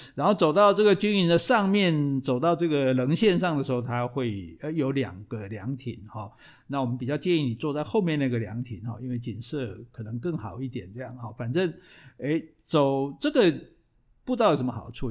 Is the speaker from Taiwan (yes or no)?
yes; Taiwan; 我们台湾人讲圣地亚哥都，讲不顺眼，讲不顺哦